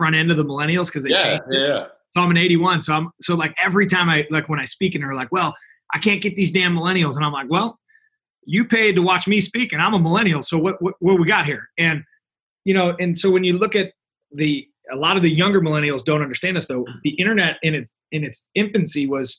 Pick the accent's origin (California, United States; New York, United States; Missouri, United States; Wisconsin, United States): Missouri, United States; I'm from Missouri